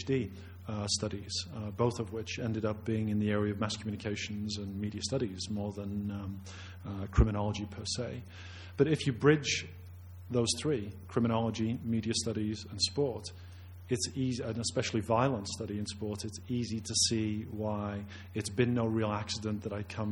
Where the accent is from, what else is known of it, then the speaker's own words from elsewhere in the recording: United Kingdom; moved away as an adult; also born or lived in Leicester, United Kingdom; now in Calgary, Canada; I carry a Canadian passport, but I'm not really Canadian. I'm really a Brit